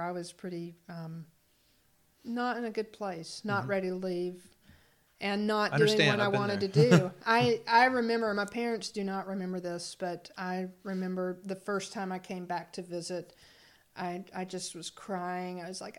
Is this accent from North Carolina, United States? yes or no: yes; Brevard, North Carolina, United States; Brevard, North Carolina. Brevard.